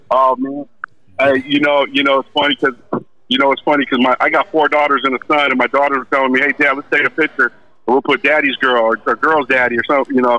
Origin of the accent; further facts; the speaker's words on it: Los Angeles, California, United States; I'm from Venice